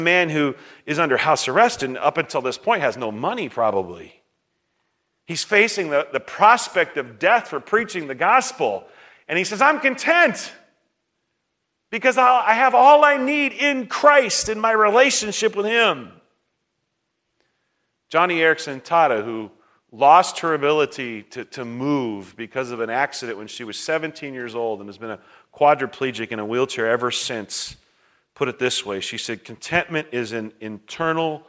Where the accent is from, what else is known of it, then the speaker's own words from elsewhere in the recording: United States; for me as an American